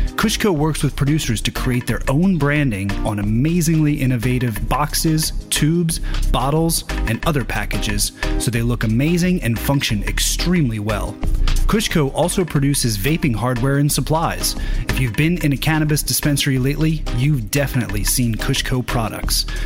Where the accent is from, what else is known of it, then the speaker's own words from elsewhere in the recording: Philadelphia, Pennsylvania, United States; my hometown, Philadelphia